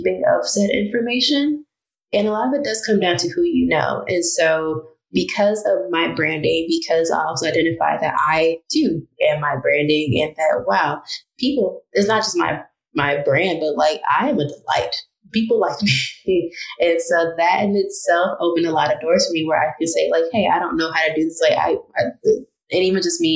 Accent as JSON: {"language": "English", "town": "Chicago", "region": "Illinois", "country": "United States", "tie": "born or raised there", "also_born_or_lived": "Evanston, Illinois / Tennessee / Alabama", "moved": "as an adult", "lives_now": "Rhode Island, United States", "said": "going from Southside Chicago, where Englewood particularly is all Black"}